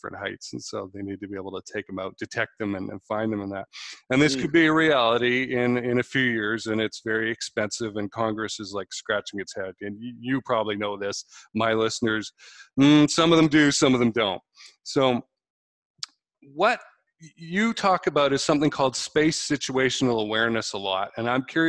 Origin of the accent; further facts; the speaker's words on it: West Coast of Canada, Canada; moved away; I'm originally Canadian from the West Coast